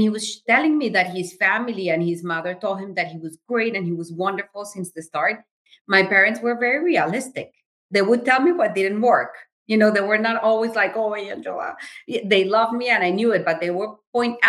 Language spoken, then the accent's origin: English; Colombia; moved away as an adult; also born or lived in Berkeley, California / Puerto Rico; now in Washington, D.C., United States; I was born in Berkeley, California, and my dad was getting his PhD in education. We moved back to Colombia right after. I was less than a year old. I was under a year old. And that's where I grew up